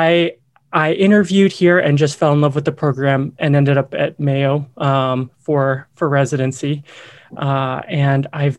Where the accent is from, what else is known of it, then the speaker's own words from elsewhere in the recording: Myanmar; also born or lived in Vietnam; I grew up overseas. I grew up in Southeast Asia. I spent a couple years in Vietnam, most of my childhood in Myanmar, and came back to the US to UNC for undergraduate and med school.